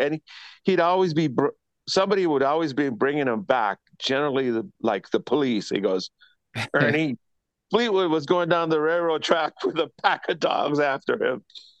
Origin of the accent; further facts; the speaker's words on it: Panama; born there; I was born in Panama to a military family.